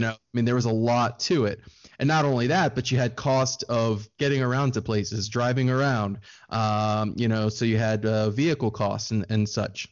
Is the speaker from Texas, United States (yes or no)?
no; Maryland, United States; I am from Maryland on the East Coast of the U S, uh, right between Washington, D C, and Baltimore is where I was born and raised